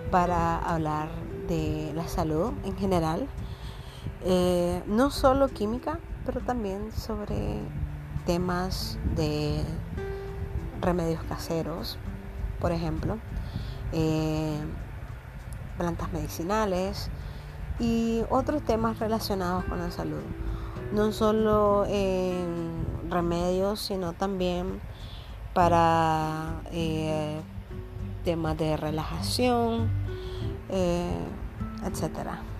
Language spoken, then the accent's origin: Spanish; Nicaragua; soy de Nicaragua y soy licenciada en química farmacéutica.